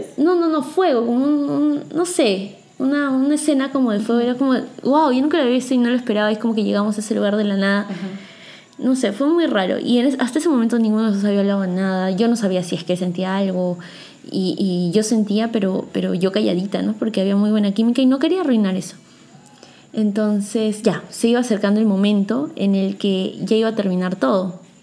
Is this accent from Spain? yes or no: no; Peru; yo soy peruana